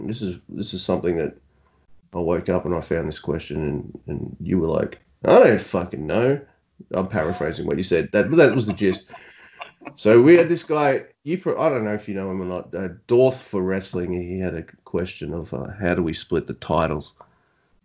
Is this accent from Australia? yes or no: yes; Australia; I'm from down under in Australia, you can tell by my awesome accent